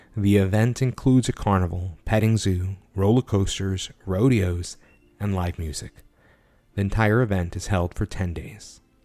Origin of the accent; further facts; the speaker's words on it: San Antonio, Texas, United States; also born or lived in Corpus Christi, Texas; we're from San Antonio, Texas